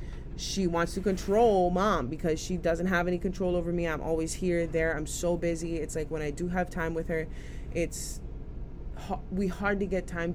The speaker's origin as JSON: {"language": "English", "region": "Hawaii", "country": "United States", "tie": "born or raised there", "said": "a piece of land in my homeland, in my hometown community"}